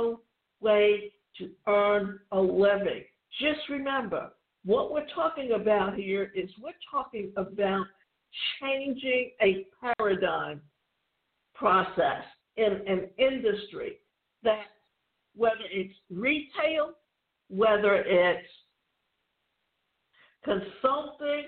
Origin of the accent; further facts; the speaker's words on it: southwestern Ontario, Canada; southwestern Ontario, where I grew up